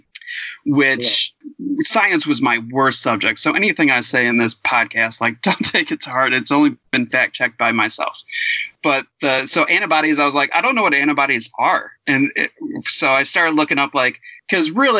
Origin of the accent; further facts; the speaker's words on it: Cleveland, Ohio, United States; accent: Cleveland; my Cleveland accent